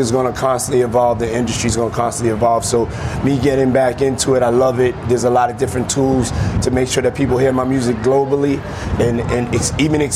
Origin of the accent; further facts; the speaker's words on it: New York, United States; moved away; come back to New York and open up three schools in my hometown